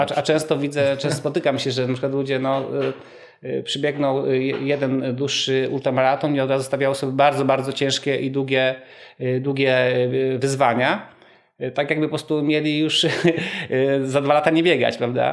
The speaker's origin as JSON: {"language": "Polish", "town": "Rzeszów", "region": "Subcarpathian Voivodeship", "country": "Poland", "tie": "born or raised there", "said": "Jestem rodowitym y, Rzeszowianinem"}